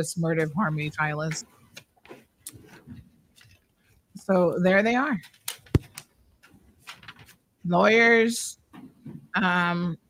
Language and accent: English; United States; moved away as an adult; now in United Kingdom; having grown up in America